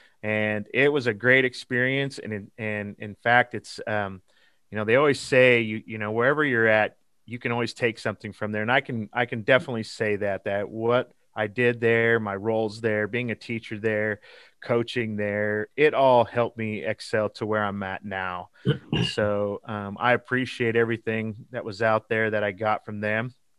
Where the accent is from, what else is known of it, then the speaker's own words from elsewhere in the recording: Garden City, Kansas, United States; So I'm located currently in Eastern Kansas, but I was born and raised in Western Kansas in Garden City, just about 30 miles from the Colorado border.